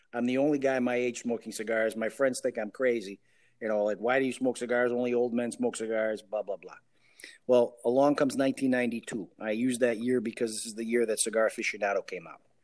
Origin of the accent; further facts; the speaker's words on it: Chicago, Illinois, United States; I am the first one born in the States, and I was born in Chicago